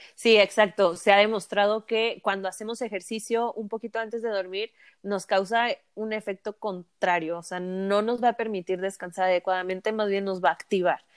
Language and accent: Spanish; Mexico; Como buen mexicano